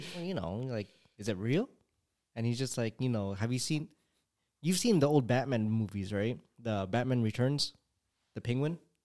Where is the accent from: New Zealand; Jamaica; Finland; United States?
United States; California; I was born in California